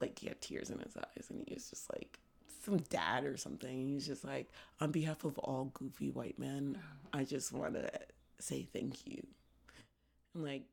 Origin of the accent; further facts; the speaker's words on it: New York City, New York, United States; moved away as an adult; now in Philadelphia, United States; I'm from East Harlem